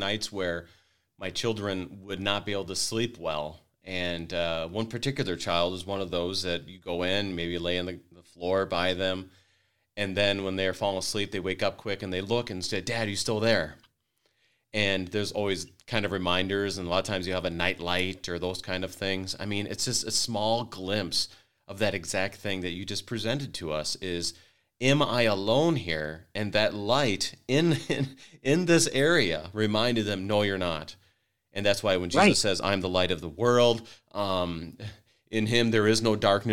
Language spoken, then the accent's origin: English; Wadena, Minnesota, United States; I grew up in Wadena, Minnesota